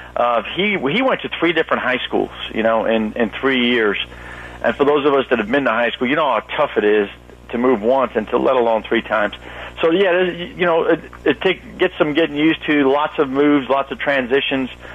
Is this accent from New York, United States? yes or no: yes; New York City, New York, United States; moved away; originally from Brooklyn, New York